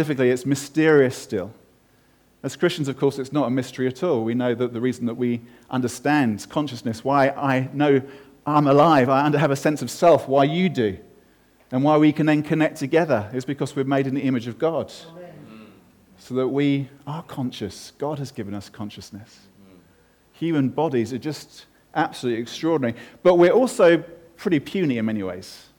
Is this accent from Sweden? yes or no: no; United Kingdom; I'm British and male